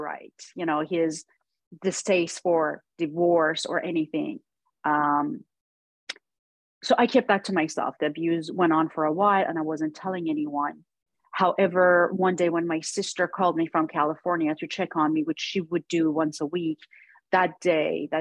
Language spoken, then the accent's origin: English; Iran; moved away as an adult; now in Los Angeles, United States; growing up in Iran